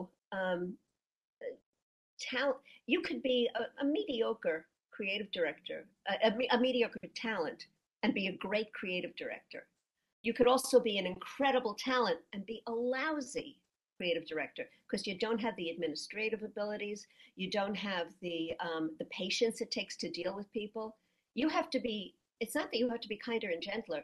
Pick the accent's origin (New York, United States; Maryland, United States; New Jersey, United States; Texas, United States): New York, United States; I was a female. I was from New York.